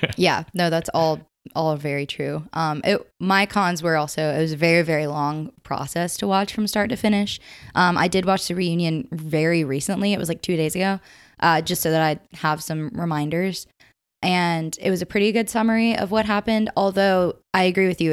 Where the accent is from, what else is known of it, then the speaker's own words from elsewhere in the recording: Upstate South Carolina, United States; I'm from the upstate of South Carolina